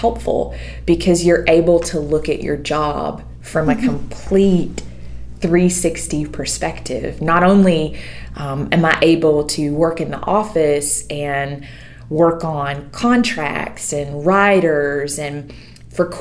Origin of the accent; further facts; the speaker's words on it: Eastman, Georgia, United States; also born or lived in Nashville, Tennessee; now in Forsyth, United States; I'm actually from the Central Georgia area. I grew up in Eastman, Georgia, which is Dodge County